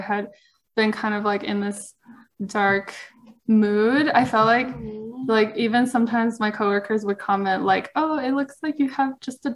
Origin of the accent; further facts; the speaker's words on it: United States; I was from America